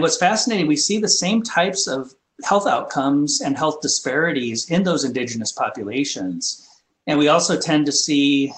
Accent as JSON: {"language": "English", "town": "Tempe", "region": "Arizona", "country": "United States", "tie": "born or raised there", "also_born_or_lived": "Pine Ridge Indian Reservation, South Dakota", "said": "I'm originally from South Dakota on the Pine Ridge Indian Reservation. When I was in grade school, however, we moved to Arizona. So I spent most of my childhood and early adulthood in Tempe, Arizona"}